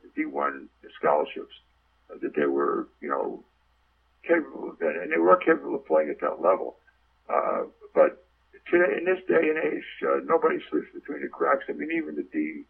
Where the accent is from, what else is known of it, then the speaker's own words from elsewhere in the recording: United States; being an American